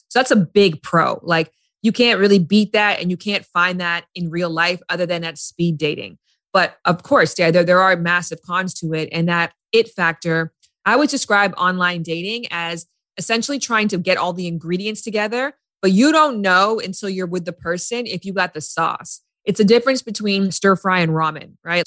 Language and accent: English; Canada; now in Los Angeles, United States; I'm from Canada. I lived in LA.